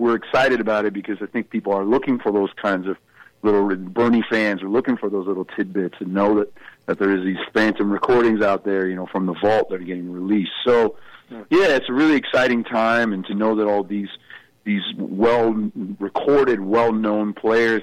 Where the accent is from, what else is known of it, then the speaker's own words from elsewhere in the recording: Canada; being Canadian